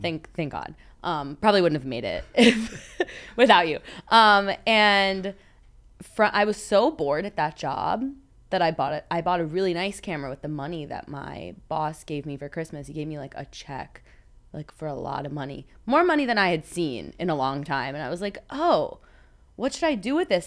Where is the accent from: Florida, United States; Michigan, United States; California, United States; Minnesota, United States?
Florida, United States; moved away as an adult; I'm from Florida originally